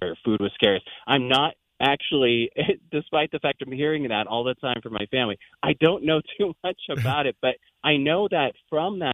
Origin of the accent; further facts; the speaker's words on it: Windsor, California, United States; moved away as an adult; now in Iowa, United States; we were born and raised about 45 minutes north of San Francisco. At the time, it was a very small rural area, just large fields, and, you know, houses